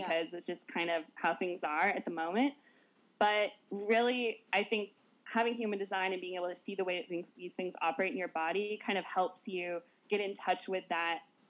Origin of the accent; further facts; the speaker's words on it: Portland, United States; I was born here in Portland and I grew up here.